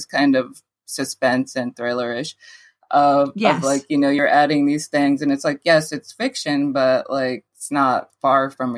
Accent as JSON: {"language": "English", "town": "Jersey City", "region": "New Jersey", "country": "United States", "tie": "born or raised there", "also_born_or_lived": "The Bronx, New York", "said": "I'm from the Bronx and from Jersey City."}